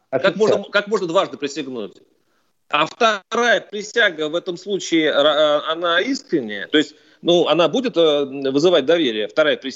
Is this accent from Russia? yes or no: no; Belarus; американцы доверяют намного больше выборам своим, чем мы, белорусы, вместо взяты.